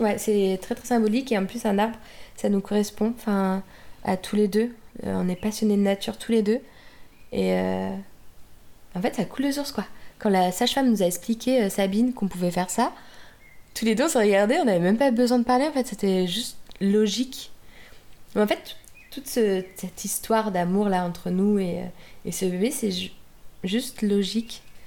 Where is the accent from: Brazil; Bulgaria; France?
France; Normandy; now in Munich, Germany; si j'étais en Normandie, est-ce que je suis normande Bah oui